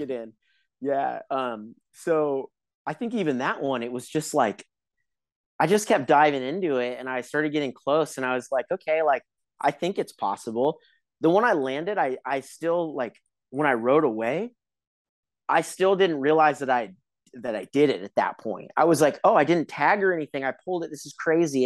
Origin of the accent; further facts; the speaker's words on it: Huntington Beach, California, United States; I grew up in Huntington Beach